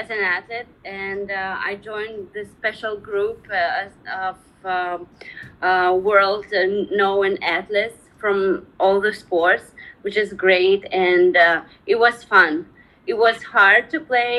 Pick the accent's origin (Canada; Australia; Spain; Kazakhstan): Kazakhstan; also born or lived in Ust-Kamenogorsk; I grew up in post-Soviet Union area. It's a Kazakhstan country.